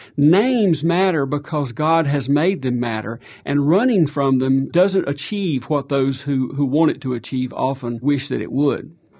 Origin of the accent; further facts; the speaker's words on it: South Carolina, United States; moved away; I grew up in South Carolina, blue collar